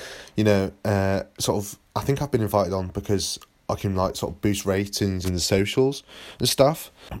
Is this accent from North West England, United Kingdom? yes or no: no; Sandhurst, South East England, United Kingdom; from Sandhurst.